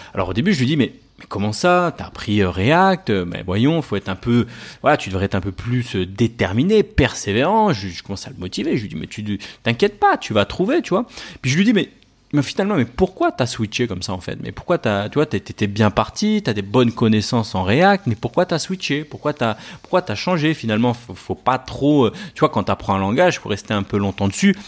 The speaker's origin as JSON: {"language": "French", "town": "Paris", "region": "Île-de-France", "country": "France", "said": "je viens de Paris, donc sur Paris"}